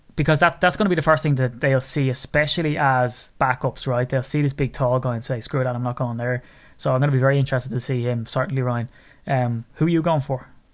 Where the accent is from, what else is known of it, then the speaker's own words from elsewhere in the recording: Ireland; as an Irishman